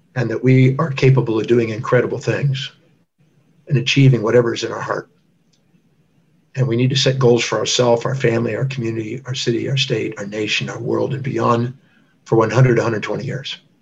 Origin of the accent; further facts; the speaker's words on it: Houston, Texas, United States; I was born in 1954 in Houston, Texas